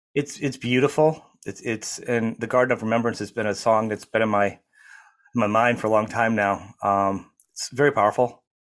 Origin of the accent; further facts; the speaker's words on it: United States; I'm an American.